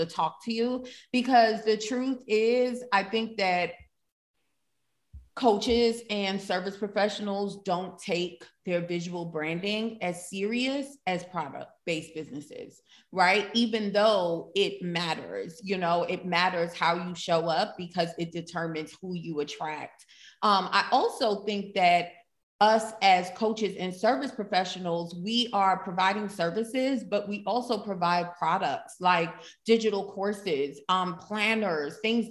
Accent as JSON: {"language": "English", "town": "New York City", "region": "New York", "country": "United States", "said": "I'm from Brooklyn. I'm a city girl at heart"}